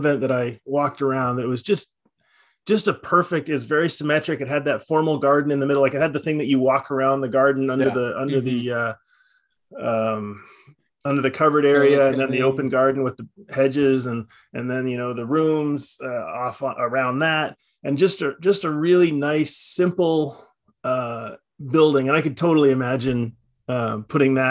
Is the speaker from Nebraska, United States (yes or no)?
yes; Nebraska, United States; the house that I grew up in Nebraska